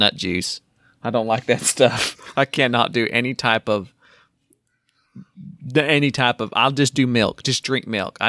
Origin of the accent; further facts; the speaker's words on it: Minnesota, United States; I'm 26, and I'm from Minnesota.